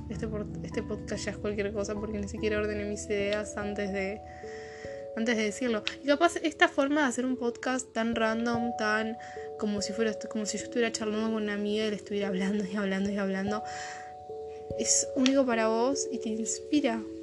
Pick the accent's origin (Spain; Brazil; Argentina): Argentina; Son las 5 acá en mi país de origen. Si conoces un poco de lo que es el dialecto latinoamericano, sabrás que estoy viviendo Argentina